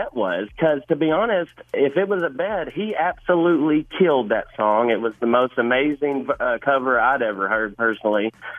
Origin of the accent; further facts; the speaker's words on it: Little Rock, Arkansas, United States; I'm from Little Rock, and I made the drive to Fayetteville, and man, y'all absolutely rocked it out.